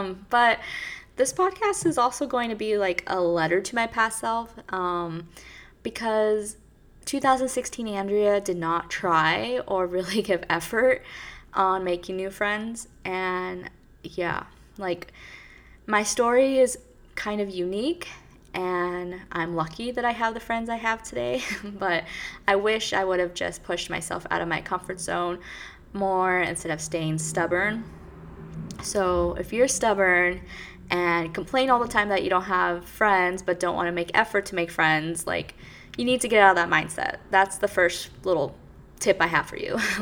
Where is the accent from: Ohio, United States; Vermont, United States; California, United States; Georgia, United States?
California, United States; moved away as an adult; now in New York City, United States; I am from California, born and raised, and I moved here 5 years ago